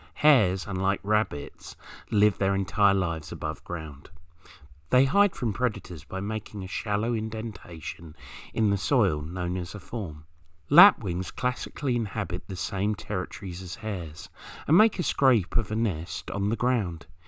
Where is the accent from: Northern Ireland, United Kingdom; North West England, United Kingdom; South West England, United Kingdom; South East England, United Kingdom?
South East England, United Kingdom; Kent; where I grew up in Kent